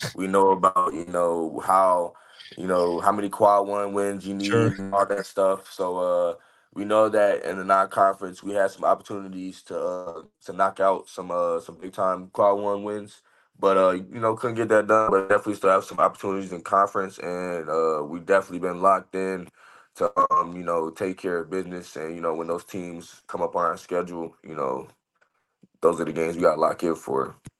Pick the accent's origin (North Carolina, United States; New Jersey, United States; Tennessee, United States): North Carolina, United States; Raleigh; moved away as an adult; also born or lived in Illinois / Arizona; my hometown team